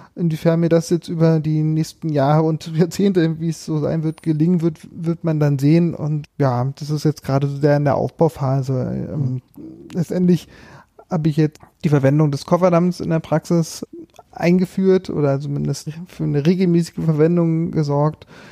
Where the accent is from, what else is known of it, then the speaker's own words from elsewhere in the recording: Märkisch-Oderland, Brandenburg, Germany; moved away as an adult; also born or lived in Berlin / Greifswald; ich bin quasi den, den Weg zurückgegangen in meine alte Heimat, äh, Märkisch-Oderland